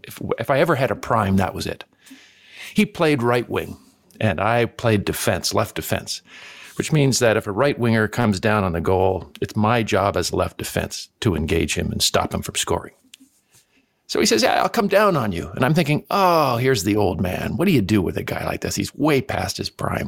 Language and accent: English; Canada; Growing up in Canada